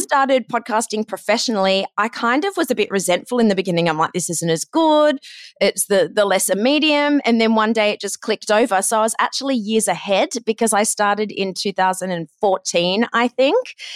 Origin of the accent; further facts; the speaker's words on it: Australia; accent: Aussie; moved away as an adult; also born or lived in Ohio, United States / Los Angeles, United States / London, United Kingdom; I'm Australian